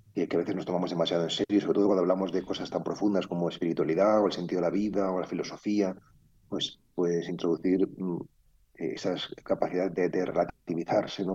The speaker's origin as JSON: {"language": "Spanish", "town": "Madrid", "region": "Community of Madrid", "country": "Spain", "tie": "born or raised there", "said": "mi infancia viví en el Parque del Oeste, eh, vivía en la calle Rosales, nada menos, que es una calle de Madrid muy privilegiada"}